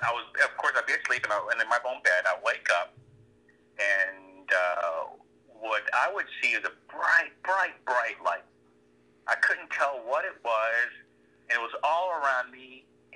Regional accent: Corpus Christi, Texas, United States; moved away as an adult; also born or lived in San Antonio, Texas; I went off to college in San Antonio, Texas. And then as soon as I moved out from Corpus Christi

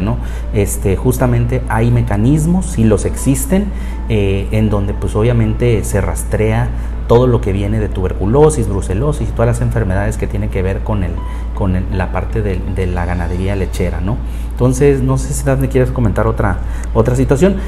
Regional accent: Mexico; nosotros acá en México

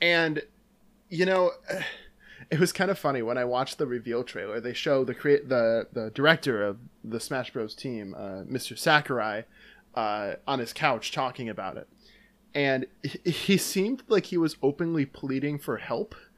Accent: Dyckesville, Wisconsin, United States; also born or lived in Luxembourg, Wisconsin; I went to school in Luxembourg, Wisconsin, but I'm from Dykesville, Wisconsin, which is nearby

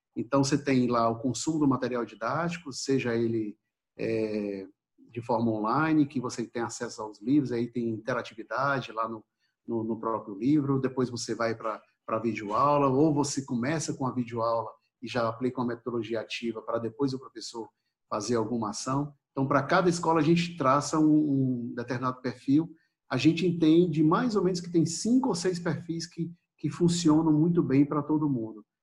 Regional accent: Ceará, Brazil; da minha terra, né, do Ceará

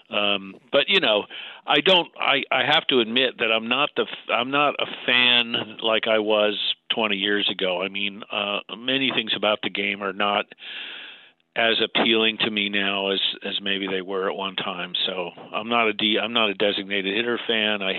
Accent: Brooklyn, New York, United States; Yeah, I think you know, like many people, just directly from my dad, who um, like like lots of Brooklyn Dodger fans, transferred his allegiance to the Mets in 1962

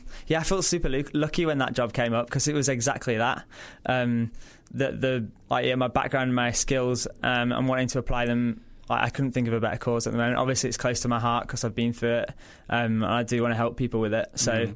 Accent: Yorkshire and the Humber, United Kingdom; also born or lived in London; now in Australia; Originally from Yorkshire in England. So I did my degree in that. I then went to work in London, followed everyone's dreams and hopes of going to the big smoke.

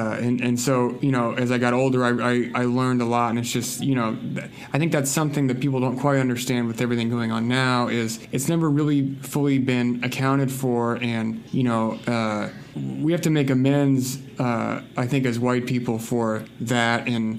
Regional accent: the South, United States; growing up in the South like I did, that's absolutely part of the history.

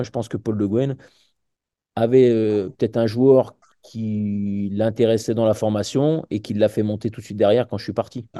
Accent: village near Oullins, Auvergne-Rhône-Alpes, France; j'ai pu rejoindre le, club de mon village à deux ans. Et après, à partir de là, je suis parti à côté du Casco Loulin, qui était, euh, qui était un club qui était très réputé chez les jeunes avant la formation lyonnaise

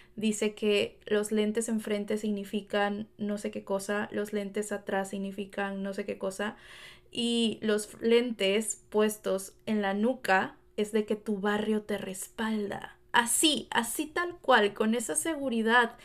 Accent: Veracruz, Mexico; moved away as an adult; now in Los Angeles, United States; como mexicana en Veracruz

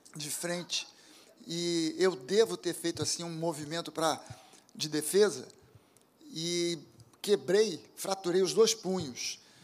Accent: Rio de Janeiro, Brazil; also born or lived in Zona Sul, Rio de Janeiro; Eu nasci na Tijuca, sou um carioca bem típico

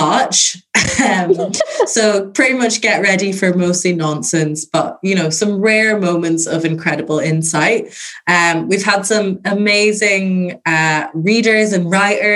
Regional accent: Ireland; I'm Irish.

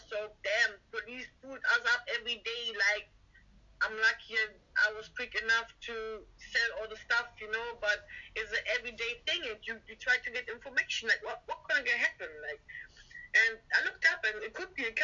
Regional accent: Germany; English is a second language; moved away as an adult; also born or lived in London; Um, I'm from Germany. I used to live a couple of years in London

